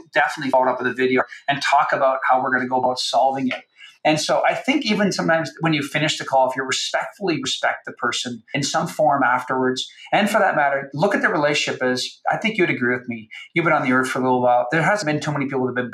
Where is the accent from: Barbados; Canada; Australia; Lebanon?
Canada; I'm from Canada